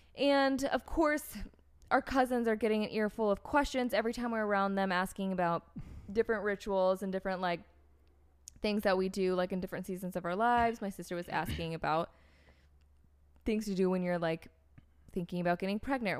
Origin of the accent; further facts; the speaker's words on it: North Carolina, United States; also born or lived in Florida; I grew up in the States. I grew up in North Carolina. I was born in Florida.